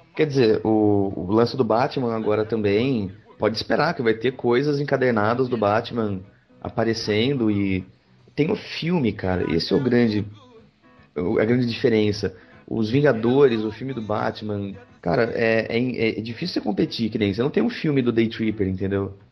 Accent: Pedreira, São Paulo, Brazil; also born or lived in Campinas; eu vim morar em Campinas, eu cresci em Pedreira, que é interior de São Paulo

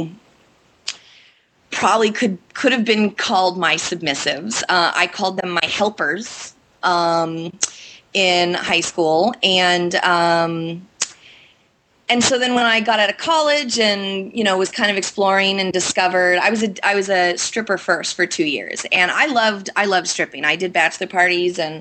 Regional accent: California, United States; moved away as an adult; now in Boston, United States; I'm from California, and I moved to Boston entirely on a whim, almost 9 years ago now

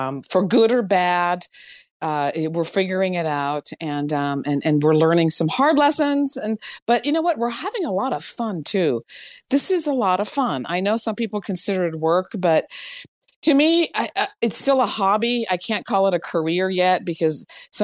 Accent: Iran; moved away; growing up in Iran, I used to bring home stray dogs

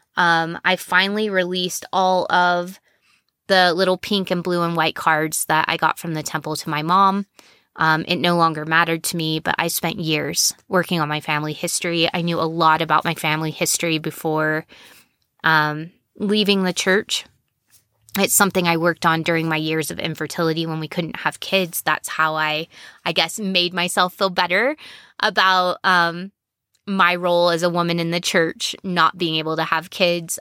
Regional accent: United States; If we're American and we were Mormon at some point, especially if we were raised Mormon, we speak about things in a very specific way

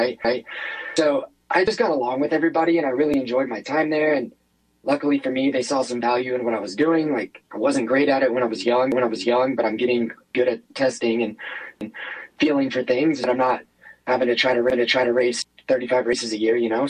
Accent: United States; I'm American through and through

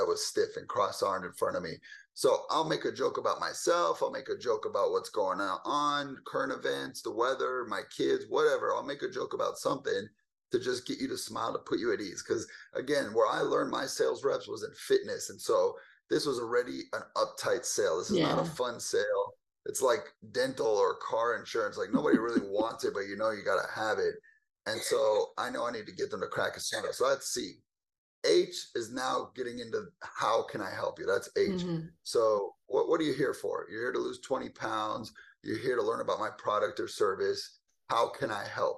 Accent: Southern California, United States; moved away as an adult; now in Dallas, United States; I'm originally born and raised in California, Southern California, to be exact

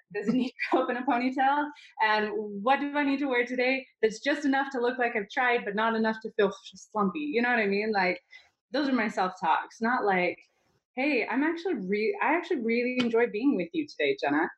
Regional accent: Utah, United States; I grew up in Utah

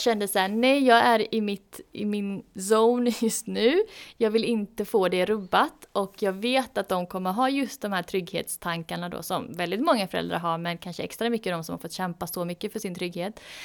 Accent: Gothenburg, Västra Götaland, Sweden; jag är ju från Göteborg

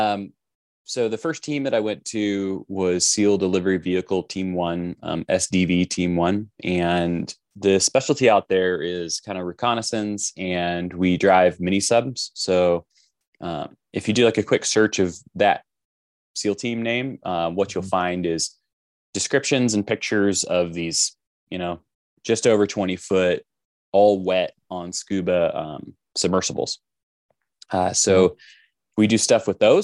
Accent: Los Angeles, California, United States; now in Utah, United States; originally I'm from Los Angeles

